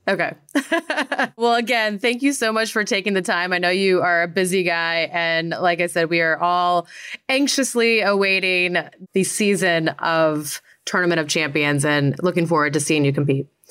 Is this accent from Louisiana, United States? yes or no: no; Great Falls, Montana, United States; I'm from Great Falls